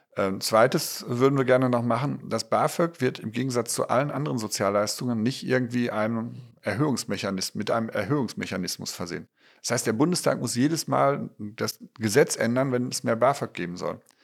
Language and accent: German; Ruhr area, North Rhine-Westphalia, Germany; meine Heimat, das Ruhrgebiet